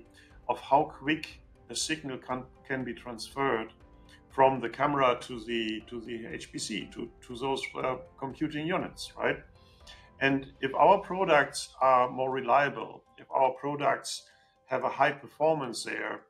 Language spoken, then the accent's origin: English; Germany; I'm coming from Germany, I'm living in Germany